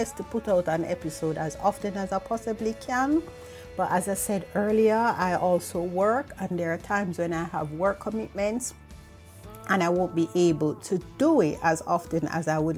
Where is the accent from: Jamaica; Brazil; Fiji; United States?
Jamaica; moved away as an adult; now in United Kingdom; I am from Jamaica. I'm not living in Jamaica anymore. I am living in the United Kingdom, and I moved here over 20 years ago.